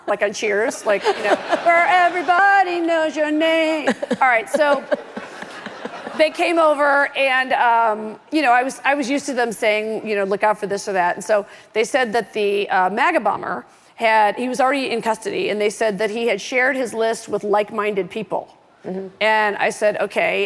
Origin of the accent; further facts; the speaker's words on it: Oak Park, Illinois, United States; I'm from Oak Park, Illinois